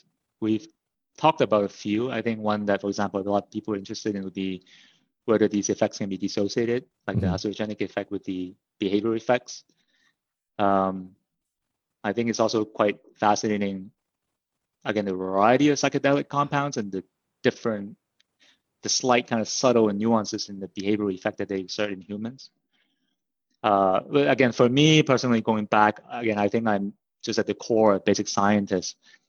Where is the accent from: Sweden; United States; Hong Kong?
Hong Kong; moved away; also born or lived in Canada; I grew up in Hong Kong and then my family immigrated to Canada. So I did my undergraduate studies in Canada in Simon Fraser University.